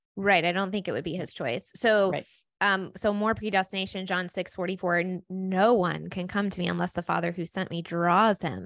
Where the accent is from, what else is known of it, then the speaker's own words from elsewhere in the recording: United States; we live in America and we were raised in Christianity